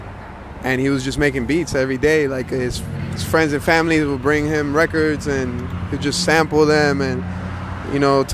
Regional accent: Hialeah, Florida, United States; I'm from Hialeah, Miami, Florida.

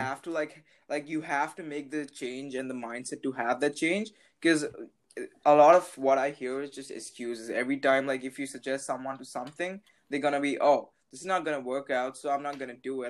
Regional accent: India; English is a second language; I'm from India, so my English sucks

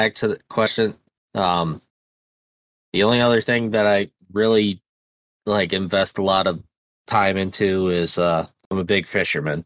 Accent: Michigan, United States; I'm from Michigan, so I live up by the Great Lakes.

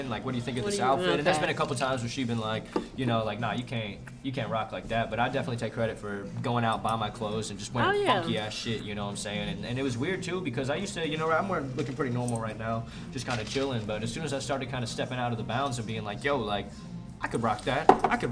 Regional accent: San Francisco, California, United States; I grew up in San Francisco

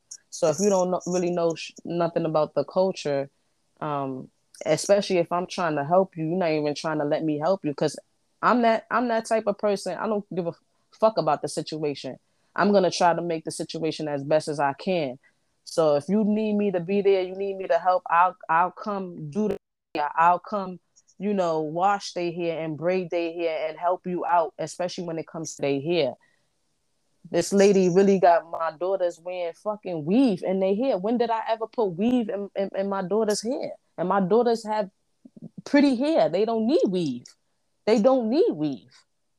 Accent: Brooklyn, New York, United States; I was born in Brooklyn, raised in Brooklyn. That's just the ghetto in me.

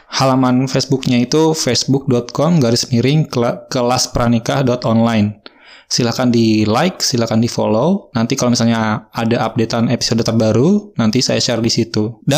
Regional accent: Bandung, West Java, Indonesia; now in Pandeglang, Indonesia; saya asli Bandung saya lahir di Bandung, sekolah, SD, SMP, SMA, sampai kuliah di Bandung. Dan sekarang saya terdampar di kota Pandeglang

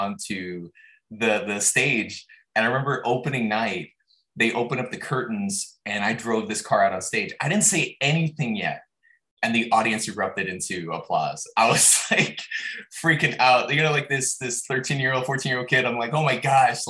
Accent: Los Angeles, California, United States; I grew up in Los Angeles and we had a large backyard

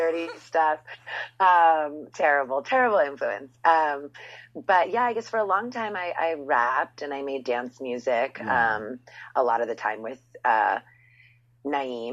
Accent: Philadelphia, Pennsylvania, United States; growing up in Philly

